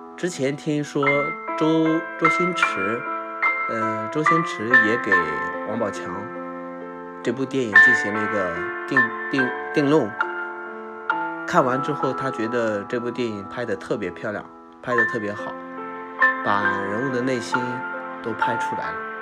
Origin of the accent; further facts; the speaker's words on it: Lüliang Mountains, Shanxi, China; moved away; 我也是从山里面走出来的。我是 吕梁山的人